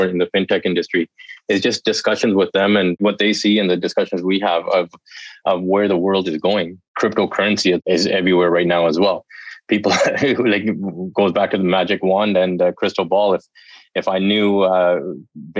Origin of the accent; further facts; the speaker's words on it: Canada; I'm from Canada